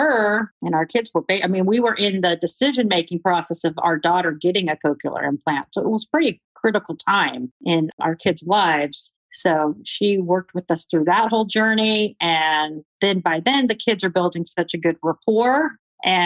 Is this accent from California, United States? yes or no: yes; California, United States; moved away as an adult; I was from California